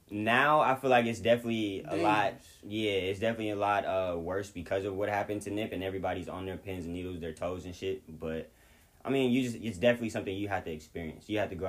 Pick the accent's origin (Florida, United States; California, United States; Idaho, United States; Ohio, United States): California, United States; Long Beach; I'm from Orange County.